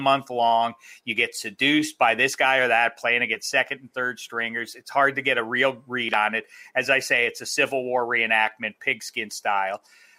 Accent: Pittsburgh, Pennsylvania, United States; I'm from Pittsburgh

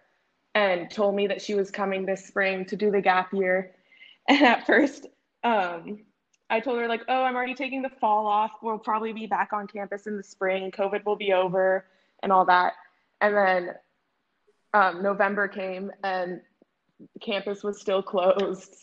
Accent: Dallas, Texas, United States; moved away as an adult; also born or lived in Claremont, California; I'm from Dallas, Texas. I went to high school in Dallas.

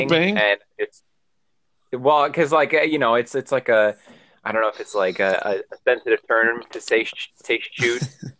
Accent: DeWitt, Michigan, United States; also born or lived in Indiana; I born and raised in DeWitt, Michigan.

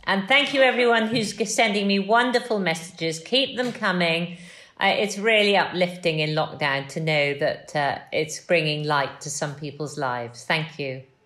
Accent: Wales, United Kingdom; moved away; I'm a Welsh farmer's daughter

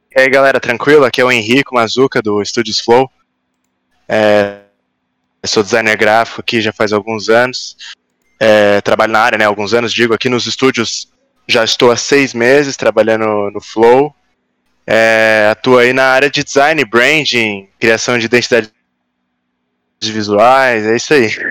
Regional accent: Florianópolis, Santa Catarina, Brazil; moved away as an adult; also born or lived in Ireland; now in São Paulo, Brazil; Eu sou de Floripa. Eu nasci aqui em São Paulo, mas fui novo para Floripa. E aí né? é... a maior parte da vida eu passei lá

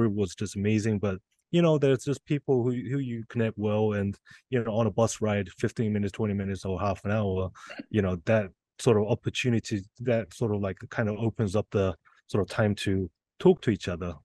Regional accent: Las Vegas, Nevada, United States; we're both from Vegas

